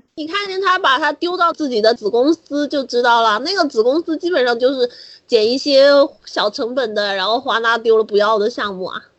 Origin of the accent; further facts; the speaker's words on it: China; 我们中国人